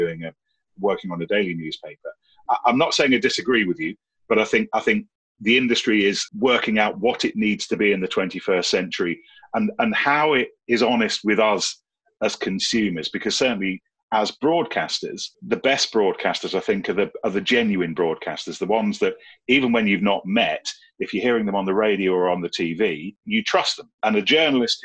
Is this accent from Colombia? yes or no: no; Leicestershire, East Midlands, United Kingdom; moved away as an adult; now in London, United Kingdom; I grew up in Leicestershire in the Sticks